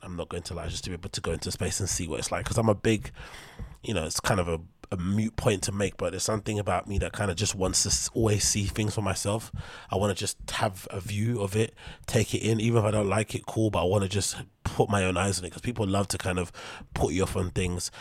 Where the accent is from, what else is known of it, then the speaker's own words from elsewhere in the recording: United Kingdom; I'm British